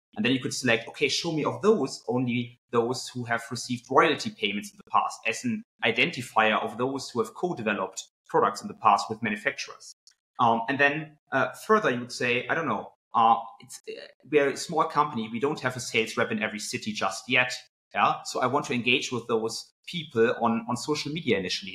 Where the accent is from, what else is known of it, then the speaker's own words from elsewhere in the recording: Cologne, North Rhine-Westphalia, Germany; also born or lived in United Kingdom; I actually grew up uh, in Cologne, Germany, um, and then moved to the UK uh, for three years